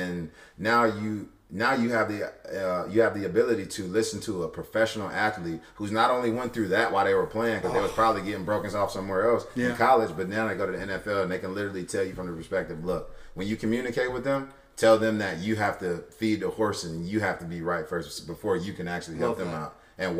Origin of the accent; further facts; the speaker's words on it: Cleveland, Ohio, United States; I'm from Cleveland, and I play for West Virginia.